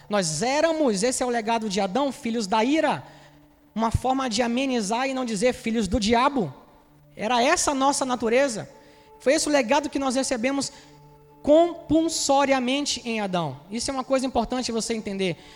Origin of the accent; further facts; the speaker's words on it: Salvador, Bahia, Brazil; now in Rio de Janeiro, Brazil; Eu sou baiano, soteropolitano, eles são cariocas, eles não têm nenhum, não tiveram nenhum controle sobre isso. É um fato. Eu saí lá da, da minha terra e vim morar no Rio de Janeiro e tive filhos cariocas.